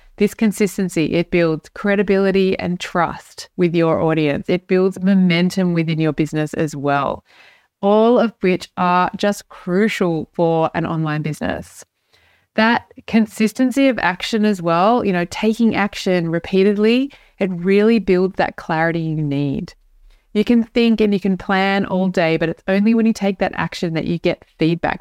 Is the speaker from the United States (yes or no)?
no; Australia; now in Europe; I'm an Australian. I live in Europe